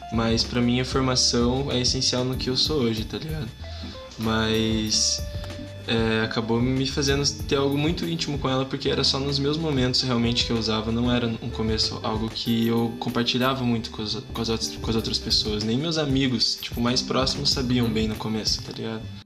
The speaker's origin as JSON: {"language": "Portuguese", "town": "Curitiba", "region": "Paraná", "country": "Brazil", "said": "Eu sou de Curitiba, zona oeste, mano, Campo Comprido"}